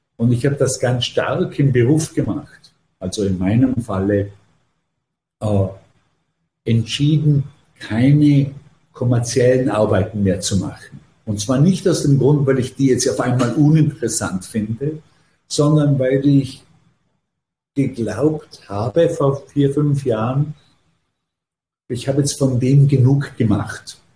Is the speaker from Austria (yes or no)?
yes; Vorarlberg, Austria; moved away as an adult; now in New York, United States; ich habe ja meine formativen Jahre wirklich in Österreich verbracht